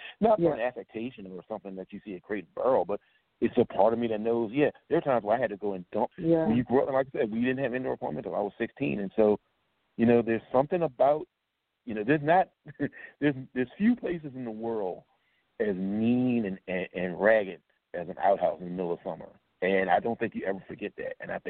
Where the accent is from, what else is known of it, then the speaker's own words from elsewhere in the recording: the South, United States; I used to hunt growing up. I'm from the South. I'm from a rural area.